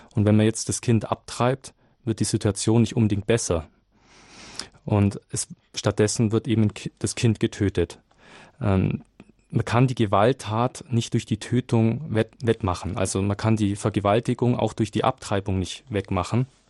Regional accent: Nuremberg, Bavaria, Germany; aus Nürnberg

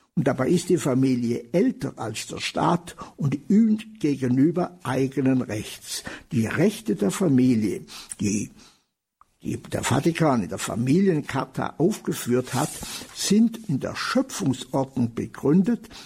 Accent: Germany; bei uns in Deutschland

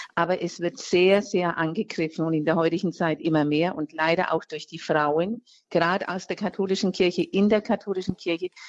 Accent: Franconia, Diocese of Würzburg, Bavaria, Germany; ich bin jetzt äh, aus Franken, aus äh, ähm, äh, Diözese Würzburg

